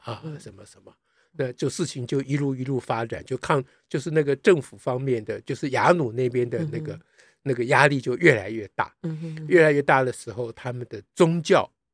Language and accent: Chinese; Taiwan; 我们台湾人